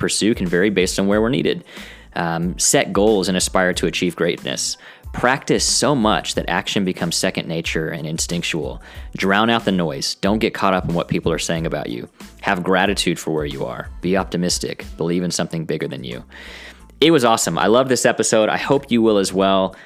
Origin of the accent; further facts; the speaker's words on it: Houston, Texas, United States; Mitchell and I grew up together in Houston, Texas